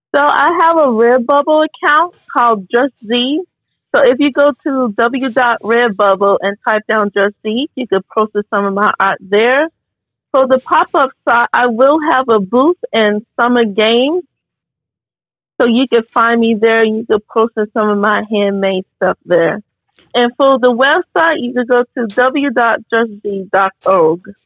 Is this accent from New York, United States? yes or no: no; Chicago, Illinois, United States; also born or lived in Naperville, Illinois; I was born in the South Side of Chicago, in Chicago, Illinois. I went to five different schools there